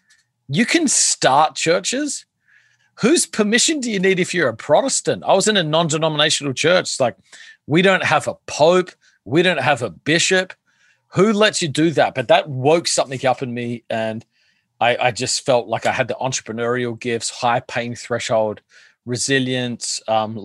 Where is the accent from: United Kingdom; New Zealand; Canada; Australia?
Australia; Adelaide, South Australia; accent: Australian; moved away as an adult; now in New York, United States; So, I am from Australia originally. I grew up in Adelaide, South Australia